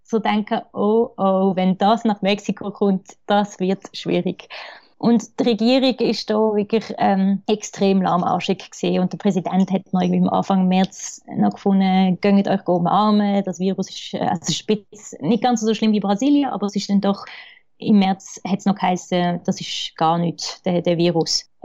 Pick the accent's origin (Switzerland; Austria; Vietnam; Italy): Switzerland; es ist eigentlich aus der Sicht eben von, von, mir als, als Schweizer Architektin geschrieben.